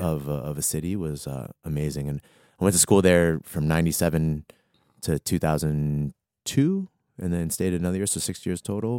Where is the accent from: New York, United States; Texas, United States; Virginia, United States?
Virginia, United States; Arlington; moved away as an adult; also born or lived in Atlanta / Washington, D.C.; I grew up in Arlington, Virginia, born and raised